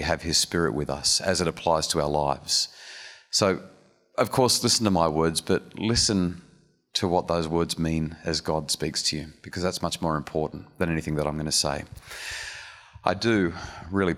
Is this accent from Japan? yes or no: no; Wollongong, New South Wales, Australia; we're from Wollongong